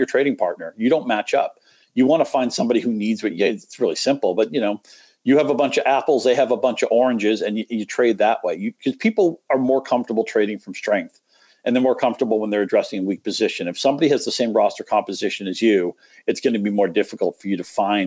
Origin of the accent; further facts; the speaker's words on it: New England, United States; now in Metro Detroit, United States; I grew up in New England